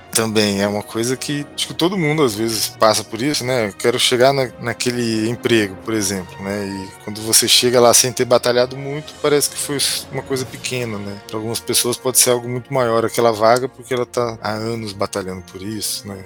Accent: Franca, São Paulo, Brazil; no interior de São Paulo, que eu sou de Franca, né? Cresci lá.

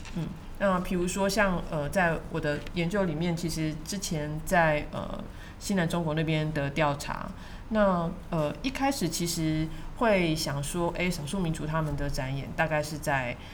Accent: Taiwan; 他们看到我是台湾来的

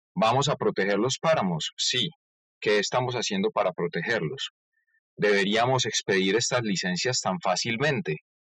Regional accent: Colombia; cómo somos los colombianos en sí y cómo tratamos a nuestro país

